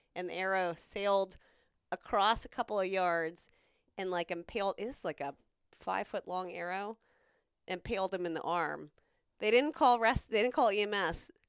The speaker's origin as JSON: {"language": "English", "region": "South Carolina", "country": "United States", "tie": "born or raised there", "said": "I grew up in South Carolina."}